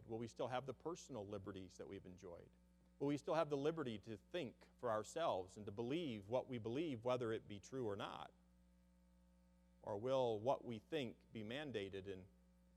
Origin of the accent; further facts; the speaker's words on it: United States; as American citizens